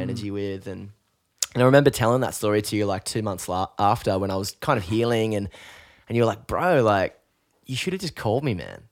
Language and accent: English; Newcastle, New South Wales, Australia; growing up in Newcastle, we grew up in pretty similar kind of social surroundings